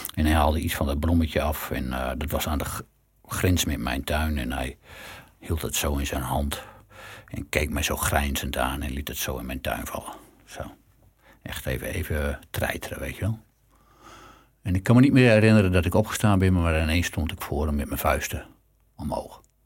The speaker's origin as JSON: {"language": "Dutch", "country": "Netherlands", "said": "we zijn Nederlanders"}